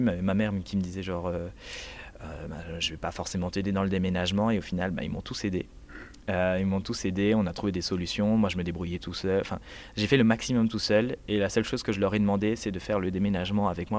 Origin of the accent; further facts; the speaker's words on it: Metz, Grand Est, France; moved away as an adult; now in Barcelona, Spain; je viens de Moselle, Metz